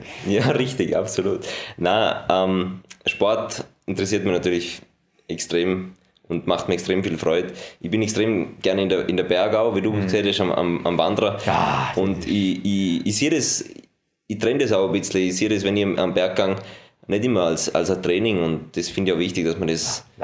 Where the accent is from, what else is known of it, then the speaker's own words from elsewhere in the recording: Lech, Vorarlberg, Austria; Äh, was jetzt Sponsoren betrifft, ist äh, Lechthürs, mein Heimatort, für den, auf den ich brutal stolz bin.